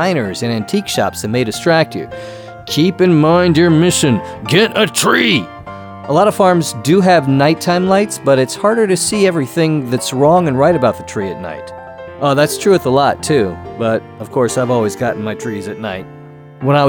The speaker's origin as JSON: {"language": "English", "region": "Connecticut", "country": "United States", "tie": "born or raised there", "moved": "yes", "said": "I'm from Connecticut, so we went to a Christmas tree farm every year"}